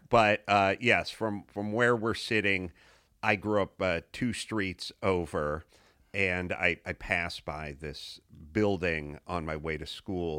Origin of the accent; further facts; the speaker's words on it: Los Angeles, California, United States; I grew up in North Hollywood